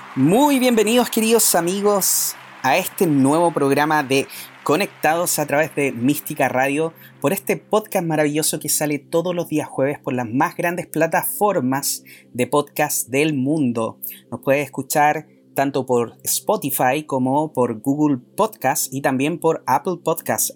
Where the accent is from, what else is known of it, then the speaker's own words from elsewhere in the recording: Chile; nosotros como, como chilenos